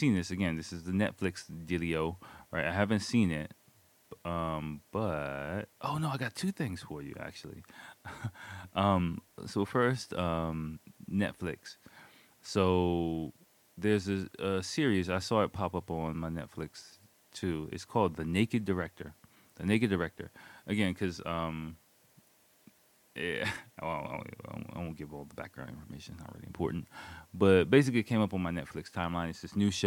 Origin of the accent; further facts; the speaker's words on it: United States; moved away as an adult; now in Japan; the baggage that I have growing up in America, growing up in the inner city